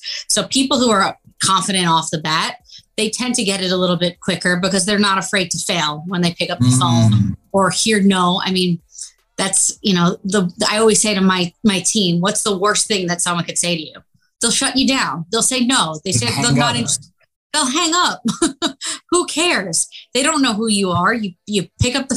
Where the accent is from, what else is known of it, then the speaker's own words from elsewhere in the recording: New York City, New York, United States; also born or lived in Westchester County; Nationality is Italian, but I grew up in New York City. I've been here my whole life